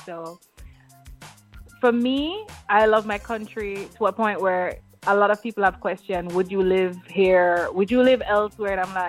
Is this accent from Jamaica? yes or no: yes; Jamaica; Being a Jamaican artist, one end, two, a female Jamaican artist on the other end